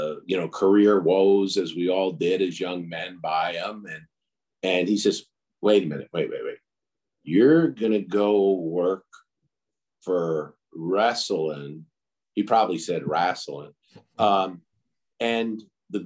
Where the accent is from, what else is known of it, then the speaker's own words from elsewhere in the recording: New York City, New York, United States; moved away as an adult; also born or lived in Athens, Ohio; I grew up in New York. I went to high school in the Bronx